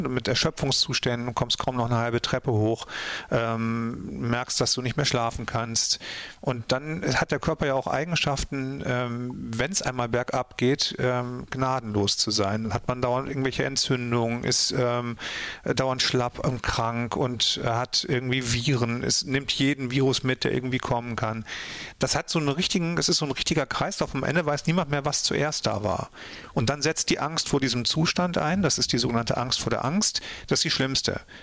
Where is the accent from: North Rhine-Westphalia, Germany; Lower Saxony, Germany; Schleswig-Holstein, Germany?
Schleswig-Holstein, Germany; North Frisia; Kartenbüll in Nordfriesland, also meine Heimat